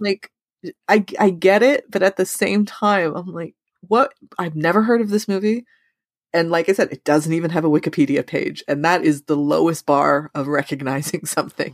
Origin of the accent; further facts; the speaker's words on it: Canada; we're Canadian